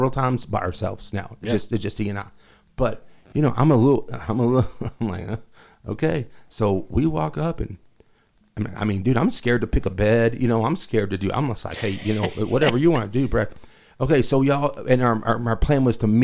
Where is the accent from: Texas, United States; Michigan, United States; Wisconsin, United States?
Texas, United States; Lubbock; I'm from Lubbock